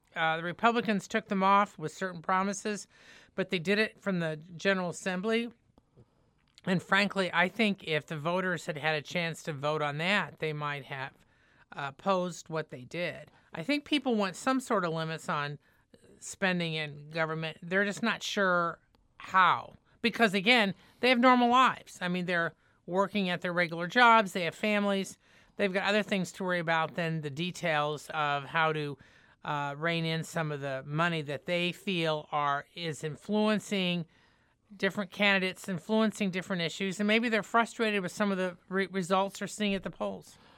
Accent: Indiana, United States; now in St. Louis, United States; I'm from Indiana

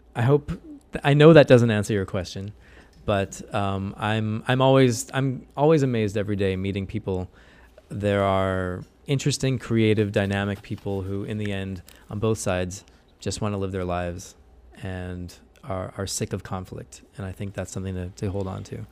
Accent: St. Louis, Missouri, United States; moved away as an adult; now in Jerusalem, Israel; Saint Louis is my home and will always be my home

